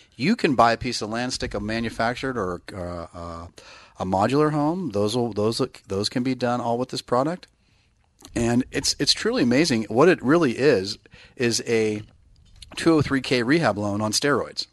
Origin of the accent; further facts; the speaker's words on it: Bay Area, California, United States; now in Northern California, United States; I'm from the Bay Area